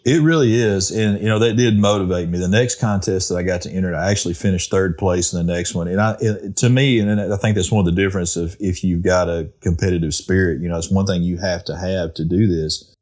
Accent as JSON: {"language": "English", "region": "Arkansas", "country": "United States", "tie": "born or raised there", "said": "when I was a kid growing up in Arkansas"}